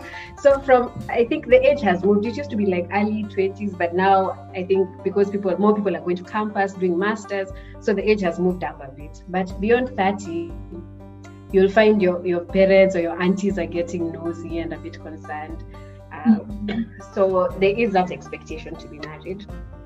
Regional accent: Kenya; moved away as an adult; now in Ilmenau, Germany; I come from Kenya, and I am currently a master's student

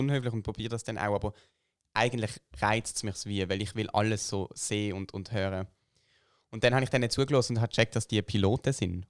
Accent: Switzerland; bei uns in der Schweiz

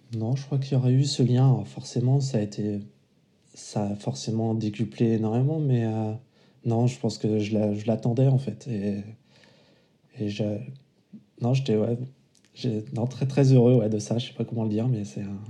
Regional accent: Vendée, Pays de la Loire, France; moved away as an adult; also born or lived in Paris; now in La Rochelle, France; je suis originaire de Vendée

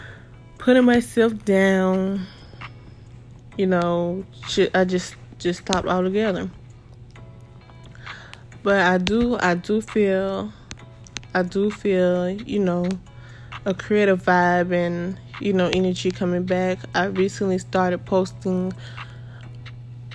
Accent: Jacksonville, Florida, United States; my city, I'm from Jacksonville, Florida.

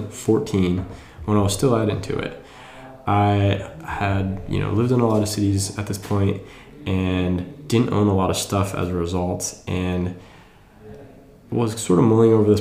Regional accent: Wisconsin, United States; moved away as an adult; also born or lived in New York / Bangalore, India / London / San Diego; now in San Francisco, United States; I am originally from the Midwest. I grew up in Wisconsin.

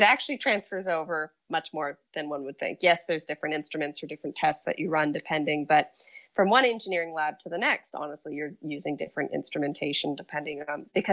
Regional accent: Geneva, New York, United States; also born or lived in Providence; my hometown of Geneva

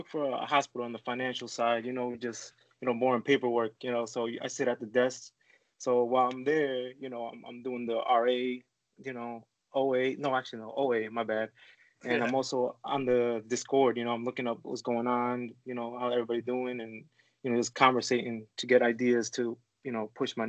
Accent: New York City, New York, United States; I'm from Queens, New York.

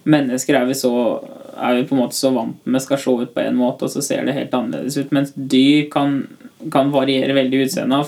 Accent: Tynset, Innlandet, Norway; kommer fra Tynset.

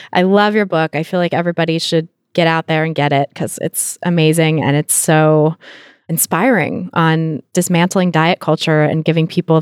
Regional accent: California, United States; moved away; I'm from California

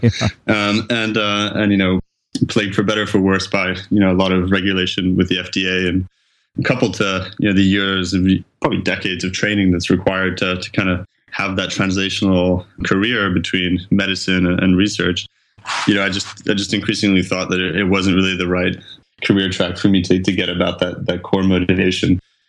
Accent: France; also born or lived in Geneva, Switzerland; I'm originally from France, but I went to school in Geneva in Switzerland and I studied in English, took a bunch of courses in French as well, where I'm also fluent

